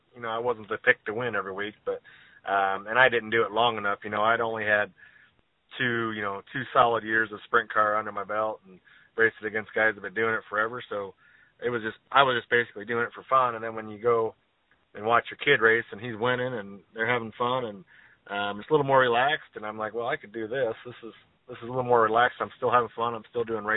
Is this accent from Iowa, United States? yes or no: yes; Iowa, United States; I'm originally from Iowa, and my dad had a modified, and my uncle raced, and my other uncle raced, and my cousin has a modified. So I've grew up at the racetrack my whole life.